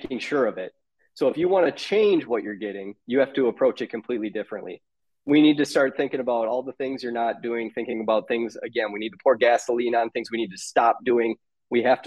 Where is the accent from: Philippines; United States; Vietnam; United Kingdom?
United States; Minnesota; accent: Minnesota; I'm in Minnesota